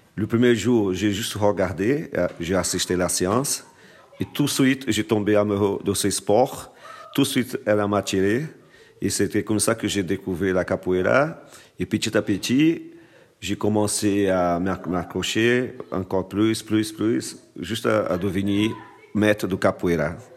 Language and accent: French; Fortaleza, Ceará, Brazil; moved away; j'ai commencé la capoeira chez moi à Fortaleza, au Brésil, en 1984